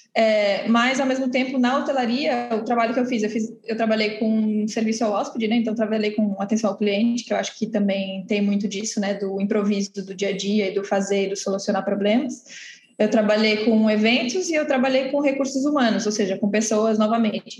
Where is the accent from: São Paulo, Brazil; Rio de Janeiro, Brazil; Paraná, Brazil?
São Paulo, Brazil; Santos; também sou de Santos